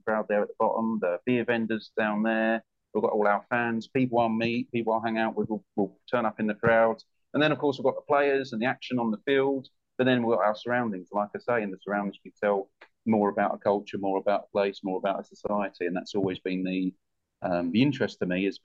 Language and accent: English; United Kingdom; moved away as an adult; also born or lived in Busan, South Korea; I'm a British guy